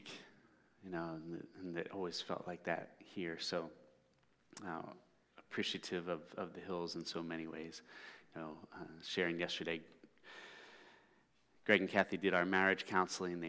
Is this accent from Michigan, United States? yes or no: no; Philadelphia, Pennsylvania, United States; also born or lived in South Carolina; We're back up in the Philadelphia area now, which is where I grew up